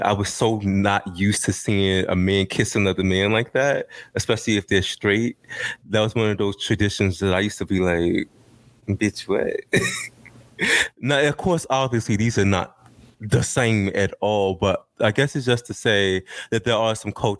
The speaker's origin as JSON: {"language": "English", "country": "United States", "said": "It's a try for me as an American."}